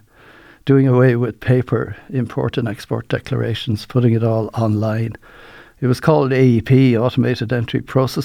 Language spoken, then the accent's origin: English; Waterford, Munster, Ireland; I'm from Waterford